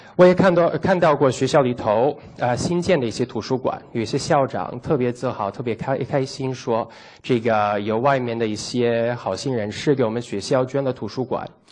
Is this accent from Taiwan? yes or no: no; United States; Chinese is a second language; moved away as an adult; also born or lived in Italy (ancestry); now in China; 我是在美国出生的，长大的，但是我老家是在意大利